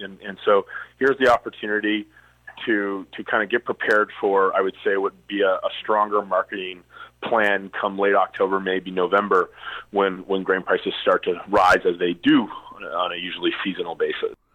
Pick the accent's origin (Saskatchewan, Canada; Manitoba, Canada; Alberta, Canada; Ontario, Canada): Saskatchewan, Canada; Foam Lake; my hometown being Foam Lake.